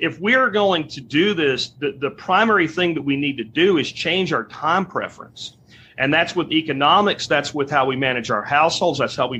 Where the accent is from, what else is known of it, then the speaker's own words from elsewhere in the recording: Pennsylvania, United States; also born or lived in Florida; now in Texas, United States; People that I grew up with in Pennsylvania